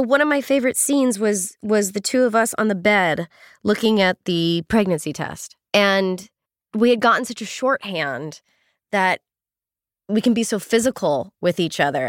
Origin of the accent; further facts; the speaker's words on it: Northern California, United States; moved away as an adult; also born or lived in Los Angeles; even though I grew up in California, I was in Northern California